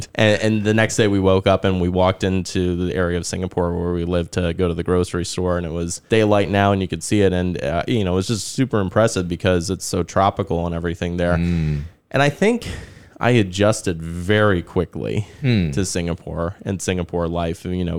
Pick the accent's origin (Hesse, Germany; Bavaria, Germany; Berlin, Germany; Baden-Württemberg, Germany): Hesse, Germany; Frankfurt; born there; So I was born in Germany back in 83. So Frankfurt was where I was born.